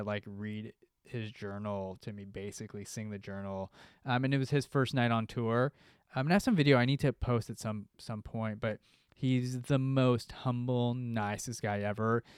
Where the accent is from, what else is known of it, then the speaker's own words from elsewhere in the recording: United States; I'm from America